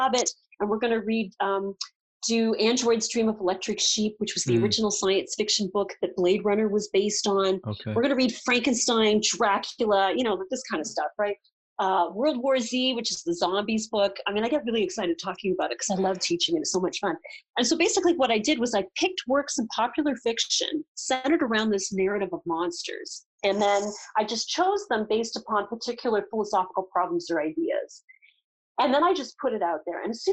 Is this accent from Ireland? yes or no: no; Canada; as a Canadian